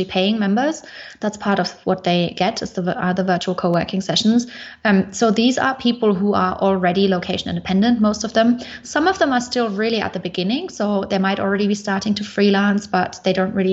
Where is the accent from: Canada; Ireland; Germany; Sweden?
Germany; Munich, Bavaria; moved away as an adult; I come originally from Munich in Germany, but I am now location independent